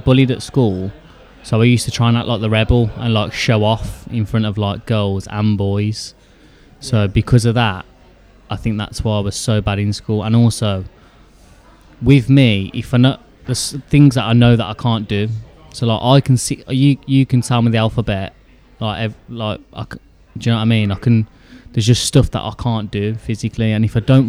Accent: Birmingham, West Midlands, United Kingdom; also born or lived in Solihull / Erdington / Stechford; I'm definitely a Brummie

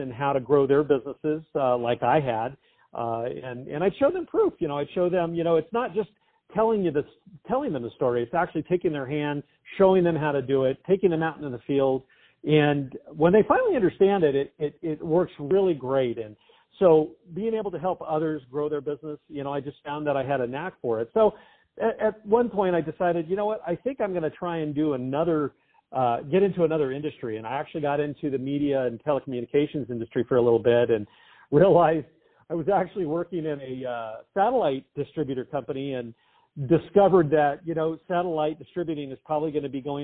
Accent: Southern California, United States; born and raised in Southern California

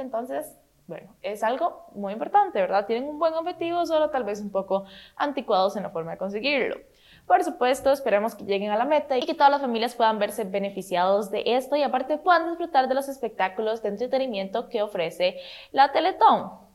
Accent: Costa Rica; qué orgullo ser tico

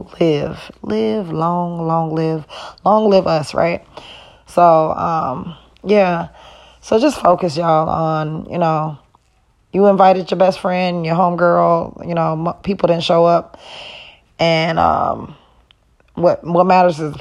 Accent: Wisconsin, United States; also born or lived in Illinois; I was born in Illinois, but I was raised in Wisconsin. So Wisconsin is my home

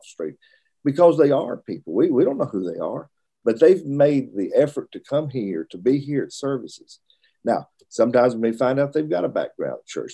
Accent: Russellville, Alabama, United States; also born or lived in Birmingham, Alabama / Richmond, Virginia / Florence, Alabama; Moved back to Alabama when I was in school age. Uh, lived in Russellville, uh, Alabama, which is my father preached there for a number of years while I was through high school

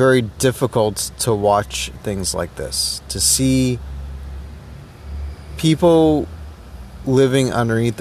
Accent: Toronto, Ontario, Canada; as a Canadian, well, Toronto-born Trinidadian Canadian

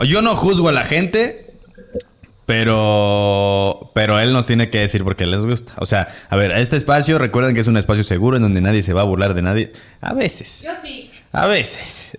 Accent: Celaya, Guanajuato, Mexico; yo soy de Celaya

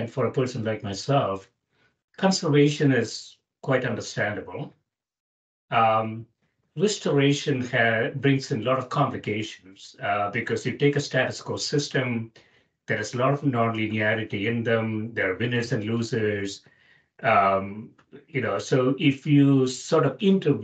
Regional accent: South India, India; I grew up in South India, which is almost tropical area

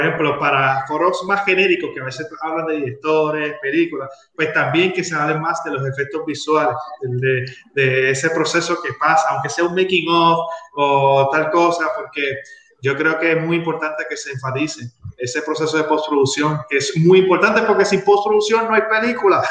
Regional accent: Puerto Rico; somos muchos los puertorriqueños que hemos trabajado en películas

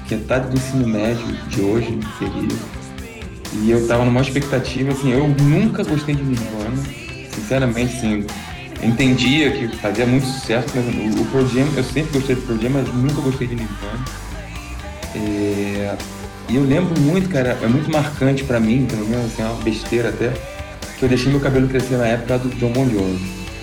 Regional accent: Rio de Janeiro, Brazil; eu sou do Rio de Janeiro, eu estava no Cefet

